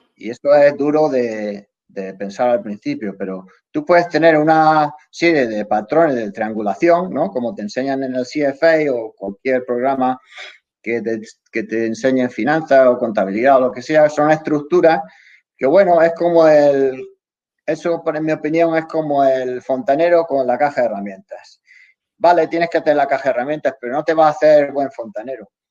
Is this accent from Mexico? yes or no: no; Spain; now in Los Angeles, United States; somos los españoles